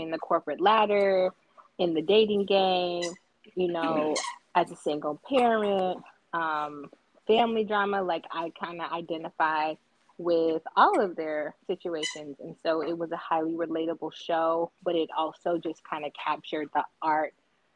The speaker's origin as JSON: {"language": "English", "country": "United States", "said": "from Clark County"}